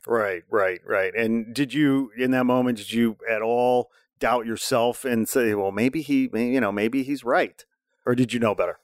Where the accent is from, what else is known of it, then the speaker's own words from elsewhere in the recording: Indiana, United States; I'm from Indiana